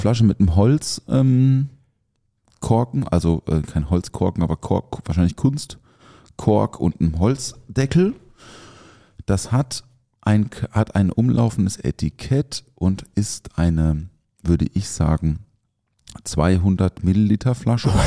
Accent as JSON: {"language": "German", "area": "the South", "region": "Southern Germany", "country": "Germany", "lives_now": "Mannheim, Germany", "said": "bei uns im Süden"}